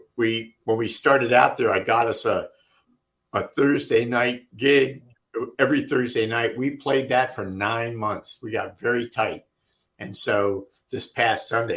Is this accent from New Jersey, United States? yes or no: yes; Middlebush, New Jersey, United States; growing up in Middlebush, New Jersey, there were a lot of ranch houses